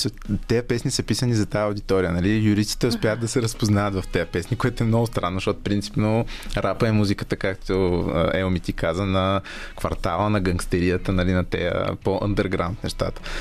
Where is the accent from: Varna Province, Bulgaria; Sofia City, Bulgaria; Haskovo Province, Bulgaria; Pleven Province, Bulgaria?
Sofia City, Bulgaria; Sofia; also born or lived in Razsadnika-Konyovitsa, Sofia / Mladost, Sofia; и съм отраснал в обща купа